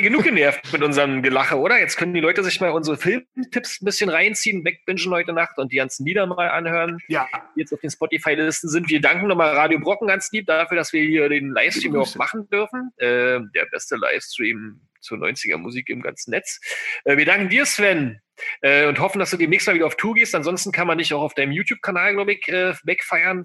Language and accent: German; Berlin, Germany; bei uns in Berlin